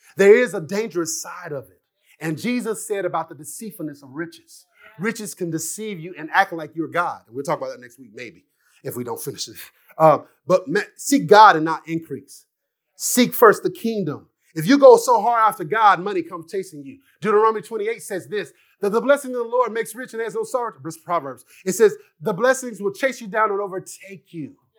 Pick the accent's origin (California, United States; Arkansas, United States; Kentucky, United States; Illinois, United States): Arkansas, United States; Jonesboro; I'm from Arkansas, Jonesboro, one single mom, you know, just been raised by my mom and my aunts